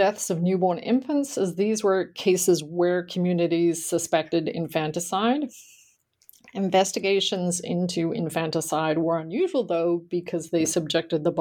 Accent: Australia; moved away as an adult; now in United States; I grew up in Australia and I attended college there

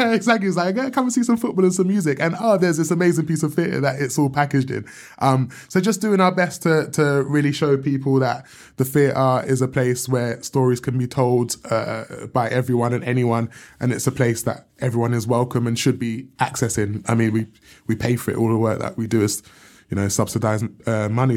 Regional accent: London, United Kingdom; I grew up in South London

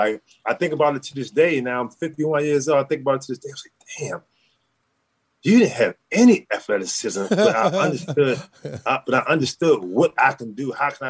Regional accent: Baltimore, Maryland, United States; Man, I couldn't play football. I was too slow to play football. we didn't have too many baseball fields in Baltimore where I could play baseball.

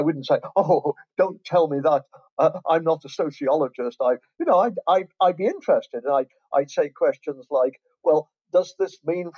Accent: England, United Kingdom; moved away as an adult; also born or lived in Canada / Ontario, Canada; now in Florida, United States; As you can tell from my accent, I was born in England and raised in England. But when I was 22, I emigrated to Canada.

